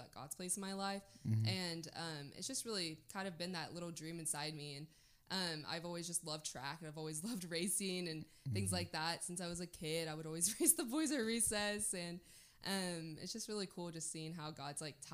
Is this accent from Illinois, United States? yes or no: no; Waco, Texas, United States; now in Dallas, United States; I'm from Waco